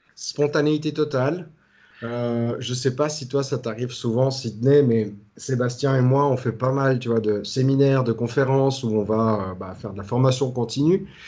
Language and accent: French; Switzerland; accent: Swiss; je viens de Suisse